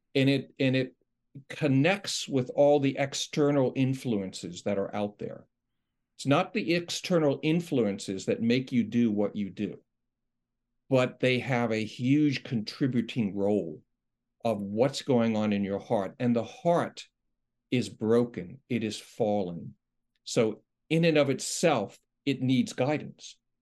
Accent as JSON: {"language": "English", "region": "New York", "country": "United States", "moved": "yes", "said": "I'm from New York"}